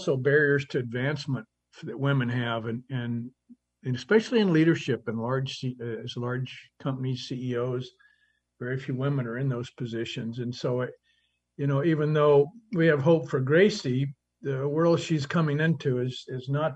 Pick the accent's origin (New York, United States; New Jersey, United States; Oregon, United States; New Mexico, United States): New Mexico, United States; Hobbs; my hometown of about 30,000 people, Hobbs, New Mexico